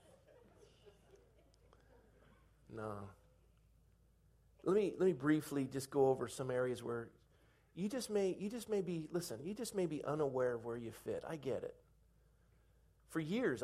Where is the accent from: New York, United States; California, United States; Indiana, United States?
California, United States; Coronado; moved away; a young school friend that I'd had growing up in Coronado